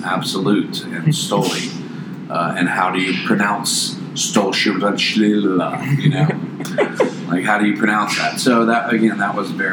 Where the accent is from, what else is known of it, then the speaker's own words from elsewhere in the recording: Charlotte, North Carolina, United States; I grew up in Charlotte